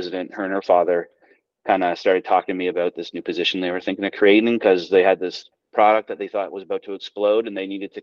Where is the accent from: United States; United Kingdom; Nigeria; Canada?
Canada; Toronto, Ontario; moved away as an adult; now in Fredericton, Canada; I've been out in Fredericton for about 15 years now. I'm from Toronto originally, but me and my brother, and my sister, we all moved out east